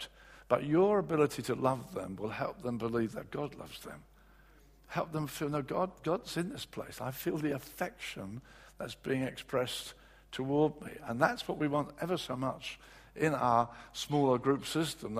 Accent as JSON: {"language": "English", "region": "England", "country": "United Kingdom", "said": "as English guys"}